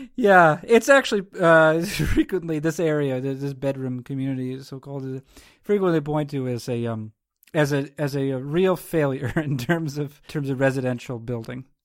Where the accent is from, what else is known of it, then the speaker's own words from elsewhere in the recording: New England, United States; I not only live in, but I'm also, I hail from New England